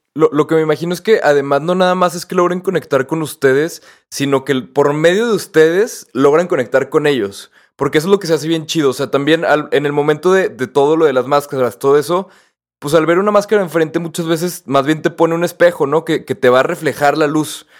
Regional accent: Mexico; yo nunca me había sentido tan mexicano

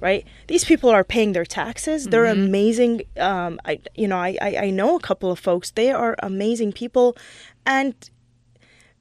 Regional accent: United States; also born or lived in Michigan / Los Angeles; I'm Middle Eastern, but I was born and raised in this country

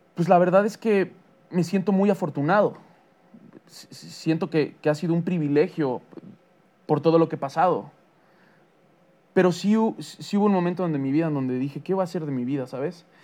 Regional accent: Mexico; para mí como mexicano

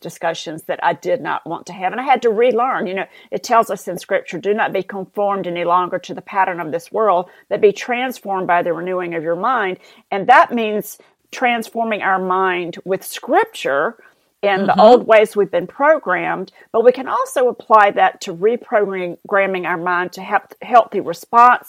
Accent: the South, United States; accent: southern; my southern accent

